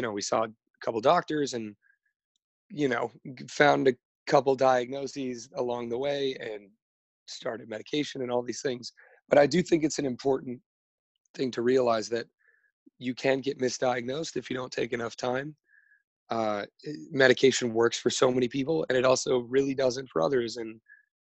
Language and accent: English; Los Angeles, California, United States; I am from Studio City, California. It's in the Valley